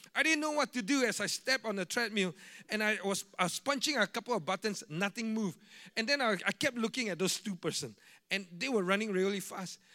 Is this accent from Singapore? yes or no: yes; Singapore; I'm a Singaporean